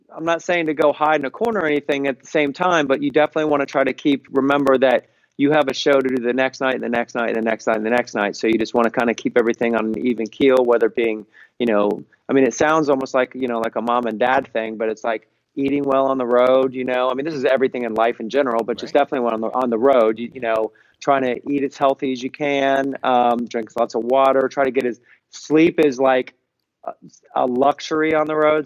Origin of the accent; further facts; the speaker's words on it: Cincinnati, Ohio, United States; I'm from Cincinnati, as I told you, and and uh, funk has been always been a uh, you know a cornerstone of who I am, music I listen to, and a big part of that is from growing up in Cincinnati